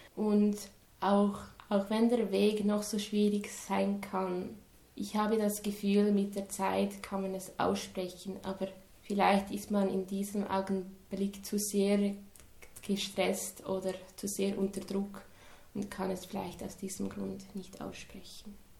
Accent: Dagmersellen, Lucerne, Switzerland; Ich komme aus Dagmersellen. Das ist in der Nähe von Luzern.

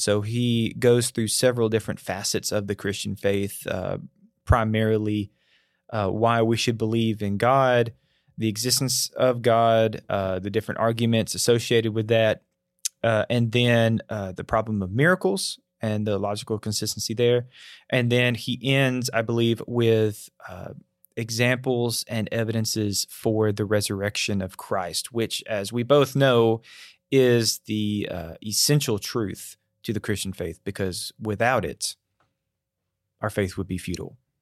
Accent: North Alabama, United States; moved away as an adult; now in Tennessee, United States; growing up in North Alabama

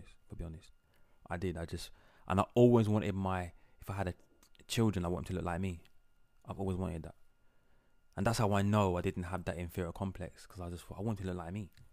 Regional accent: London, United Kingdom; growing up in London

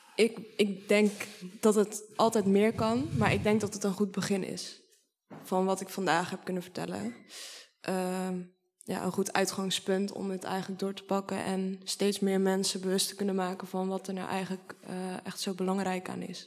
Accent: Sliedrecht, South Holland, Netherlands; ik woon nu in Sliedrecht. Sliedrecht is ook mijn geboorteplaats.

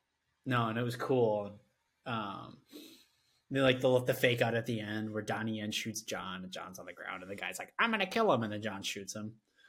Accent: Midwest, United States; I'm a guy from the Midwest.

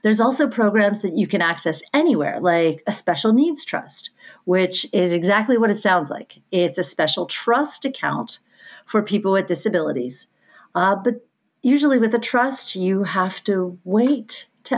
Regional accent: Pennsylvania, United States; Pensy is my residency. I'm from Pennsylvania

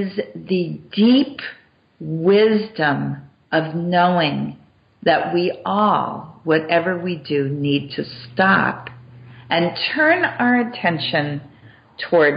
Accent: Massachusetts, United States; I grew up in Massachusetts

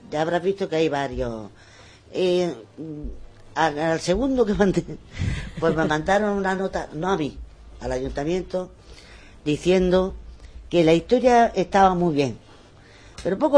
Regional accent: Benamaurel, Andalusia, Spain; Porque este es mi pueblo. Y, eh, y, quiero que todas las cosas que tiene mi pueblo lo sepa la gente. Y este pueblo es un pueblo que tiene muchísimas cosas. Tenemos yacimientos

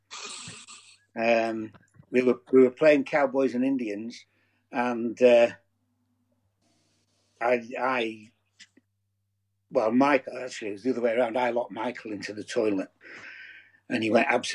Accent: Lancashire, North West England, United Kingdom; moved away; My earliest memories really revolve around Preezhorn in Lancashire

